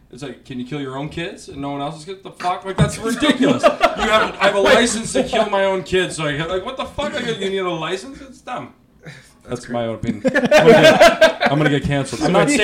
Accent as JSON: {"language": "English", "town": "Barrie", "region": "Ontario", "country": "Canada", "tie": "born or raised there", "said": "growing up in Barrie?"}